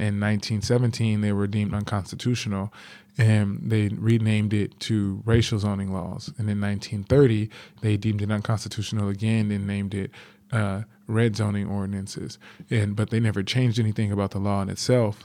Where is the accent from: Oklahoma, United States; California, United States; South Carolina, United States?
California, United States; Los Angeles; I grew up in South Central Los Angeles